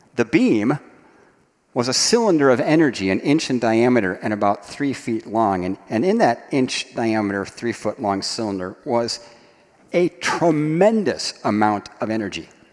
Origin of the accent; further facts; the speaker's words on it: Dayton, Ohio, United States; I grew up in Dayton, Ohio, in the shadow of Wright Patterson Air Force Base.